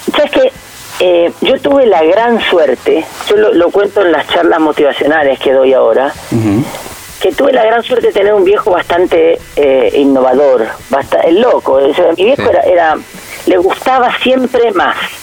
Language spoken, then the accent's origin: Spanish; Argentina; nosotros nacimos en, en Argentina